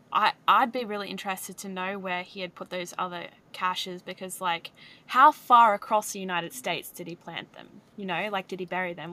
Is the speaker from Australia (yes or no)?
yes; Australia; as an Australian